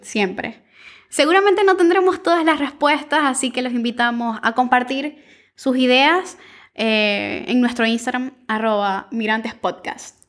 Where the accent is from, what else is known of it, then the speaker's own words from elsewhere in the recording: Venezuela; moved away as an adult; now in Buenos Aires, Argentina; soy periodista, activista venezolana, migrante en Buenos Aires desde hace dos años